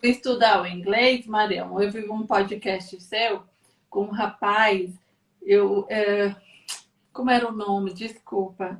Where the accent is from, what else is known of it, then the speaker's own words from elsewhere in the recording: Brazil; moved away; como nós somos brasileiros